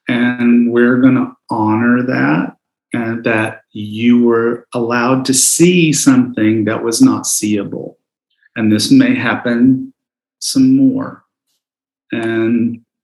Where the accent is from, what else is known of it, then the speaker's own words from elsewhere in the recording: Southeast, United States; also born or lived in Knoxville, Tennessee; I grew up gay in the Southeast